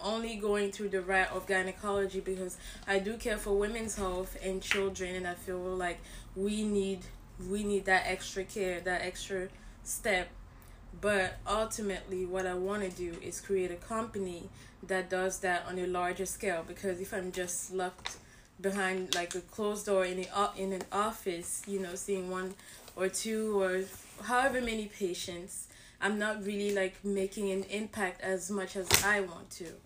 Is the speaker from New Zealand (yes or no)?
no; Cameroon; I'm from Cameroon